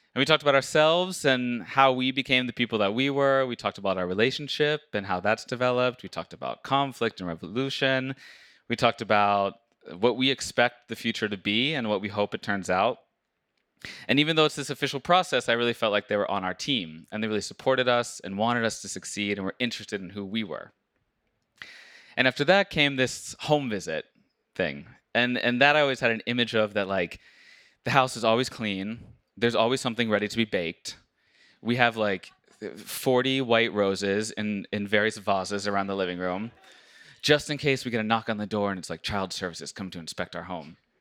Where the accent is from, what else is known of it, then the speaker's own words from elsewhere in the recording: United States; moved away as an adult; now in Norway; I, as an American